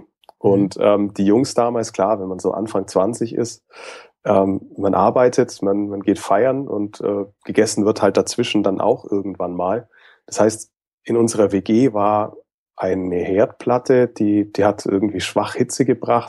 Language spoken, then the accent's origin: German; Nuremberg area, Franconia, Bavaria, Germany; bin eigentlich auch ein waschechter Franke, also komme tatsächlich auch aus dem Nürnberger Umfeld